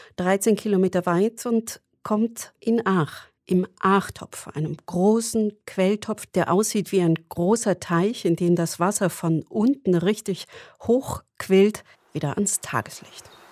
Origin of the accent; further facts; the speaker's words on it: Swabian Jura, Baden-Württemberg, Germany; bei uns auf der Schwäbischen Alb aus Kalkstein